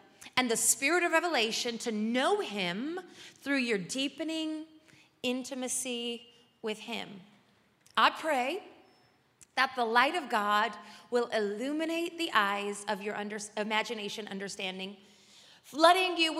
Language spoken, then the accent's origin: English; Las Vegas, Nevada, United States; I'm a creative and I'm from Vegas